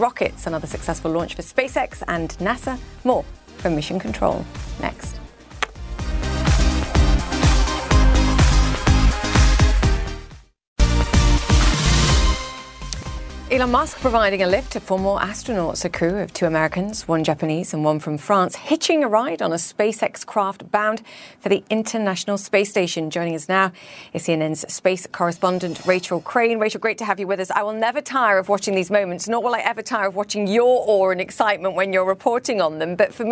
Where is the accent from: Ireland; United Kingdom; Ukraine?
United Kingdom; now in New York, United States; I'm a Brit.